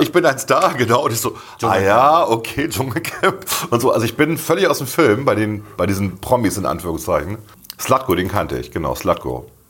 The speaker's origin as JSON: {"language": "German", "region": "Bremen", "country": "Germany", "tie": "born or raised there", "said": "ich bin halt Bremer, ich bin hier groß geworden und ich kenne das von klein auf"}